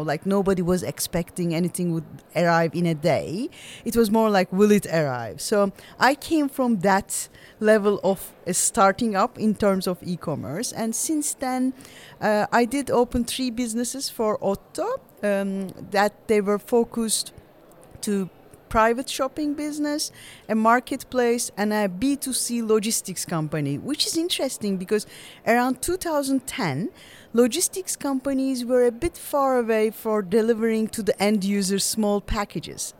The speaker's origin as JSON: {"language": "English", "country": "Turkey", "also_born_or_lived": "Vienna, Austria / Luxembourg", "moved": "yes", "said": "I studied in Vienna, came back to Turkey"}